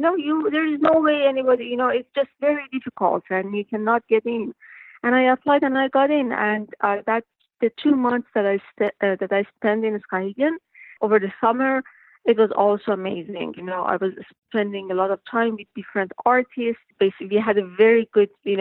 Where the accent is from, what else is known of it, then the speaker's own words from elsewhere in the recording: Iran; moved away as an adult; also born or lived in Michigan; I'm new, I'm from Iran.